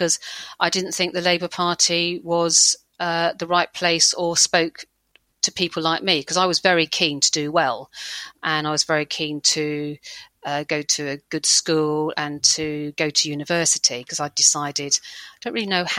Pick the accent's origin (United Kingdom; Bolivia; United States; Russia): United Kingdom; Hillingdon, London; I grew up in a place called Hillingdon, which is just near Heathrow Airport